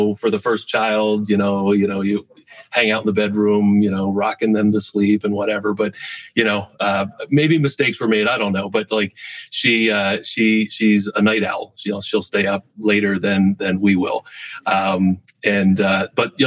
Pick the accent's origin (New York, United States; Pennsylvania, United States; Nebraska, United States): Pennsylvania, United States; Berks and Montgomery counties; I grew up in Berks and Montgomery counties